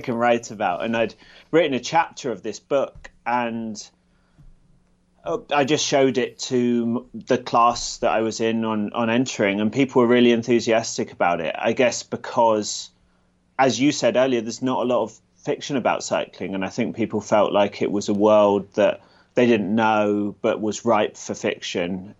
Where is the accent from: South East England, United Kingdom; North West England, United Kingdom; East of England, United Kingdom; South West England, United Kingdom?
South West England, United Kingdom; Gloucestershire; also born or lived in London; now in Edinburgh, United Kingdom; I was, uh, born in London and grew up in Gloucestershire in the south of the U K. And now I live in Edinburgh, Scotland